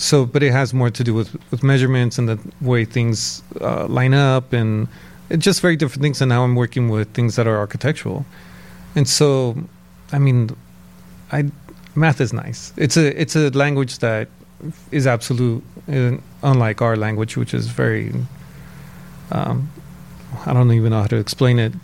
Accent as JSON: {"language": "English", "area": "San Gabriel Valley", "region": "California", "country": "United States", "tie": "born or raised there", "said": "I grew up in San Gabriel Valley"}